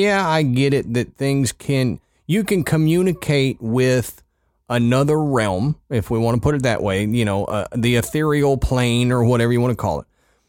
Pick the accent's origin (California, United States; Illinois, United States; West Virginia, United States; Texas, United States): West Virginia, United States; I'm sure you'll be disappointed that considering I'm from West Virginia, more didn't happen.